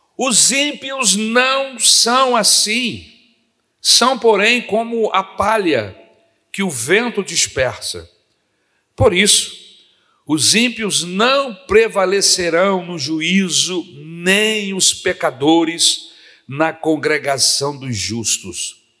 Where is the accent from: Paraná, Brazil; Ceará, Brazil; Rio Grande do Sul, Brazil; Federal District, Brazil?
Federal District, Brazil; Brasília; now in Rio de Janeiro, Brazil; quando eu vinha de Brasília para casa dos meus tios aqui no Rio de Janeiro